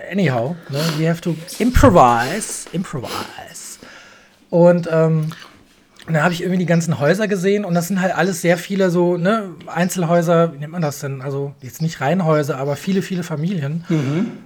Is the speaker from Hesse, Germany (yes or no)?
yes; Darmstadt, Hesse, Germany; bei Darmstadt, ne? Yeah, Darmstadt.